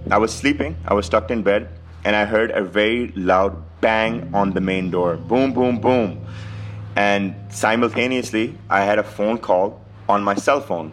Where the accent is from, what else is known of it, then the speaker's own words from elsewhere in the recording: Pakistan; I'm a visitor from Pakistan.